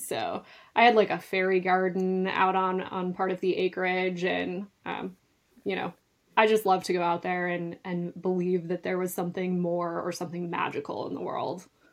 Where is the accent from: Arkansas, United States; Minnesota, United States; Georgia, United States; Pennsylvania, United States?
Minnesota, United States; north of Duluth, northern; I actually grew up in northern Minnesota, um, just north of Duluth on the shores of Lake Superior